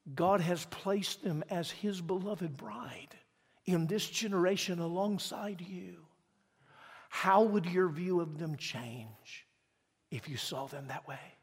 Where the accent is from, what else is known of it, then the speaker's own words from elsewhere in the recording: Mississippi, United States; moved away; I'm from Mississippi